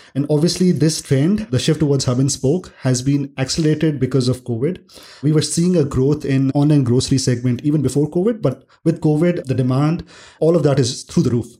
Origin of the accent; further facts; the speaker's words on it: Delhi, India; I grew up in Delhi, India